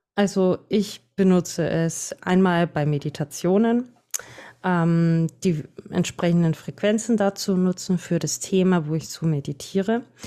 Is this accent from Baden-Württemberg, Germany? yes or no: no; Franconia, Bavaria, Germany; accent: Franconian; komme aus Bayern. Also für manche hören mein Dialekt raus. Ich bin Fränkin